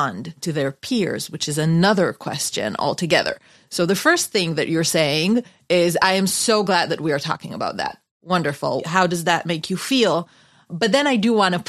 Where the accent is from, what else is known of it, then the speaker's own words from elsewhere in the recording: Israel; moved away as an adult; now in United States; I come from Israel. I'm an Israeli. And this is my second year here in America